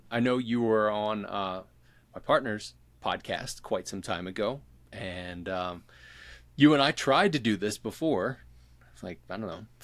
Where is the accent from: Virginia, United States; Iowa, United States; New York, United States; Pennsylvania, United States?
Pennsylvania, United States; Philadelphia; that I'm from Philly